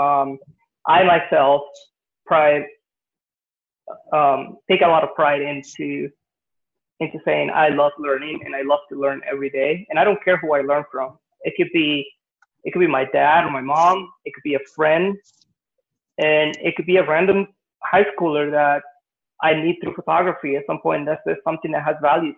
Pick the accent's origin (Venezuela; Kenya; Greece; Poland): Venezuela; now in United States; I grew up in Venezuela, and I went to, you know, most of my school in Venezuela.